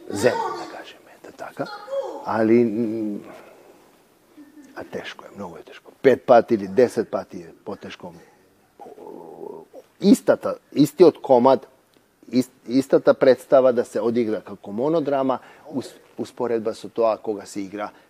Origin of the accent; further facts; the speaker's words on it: Skopje, North Macedonia; moved away; сум јас од Македонија, од Скопје.